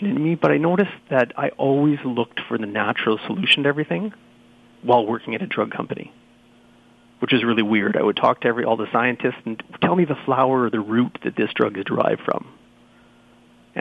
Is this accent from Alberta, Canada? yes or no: no; Sudbury, Ontario, Canada; also born or lived in Toronto, Canada; I moved back to my hometown, which is up here